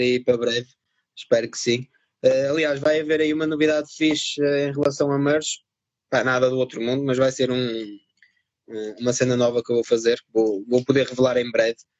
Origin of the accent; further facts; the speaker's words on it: Vila Nova de Gaia, Porto District, Portugal; accent: northern; also born or lived in France; os meus pais emigraram na altura para a França, ficaram lá uns anos, eu nasci lá e pá, estive lá seis anos, acho eu, ou seis, sete anos vim para Portugal uh, e fiquei por cá.